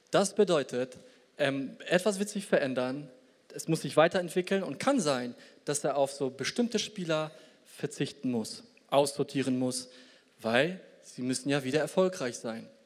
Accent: Poland; Und ich komme selber aus Polen. Ich hoffe immer, dass meine Landsleute da irgendwie weiterkommen.

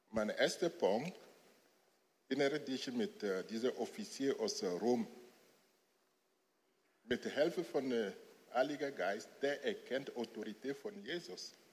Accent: Lomé, Maritime, Togo; German is a second language; now in Germany; ich bin, ich komme aus Togo und ich bin in einer Familie Islam aufgewachsen.

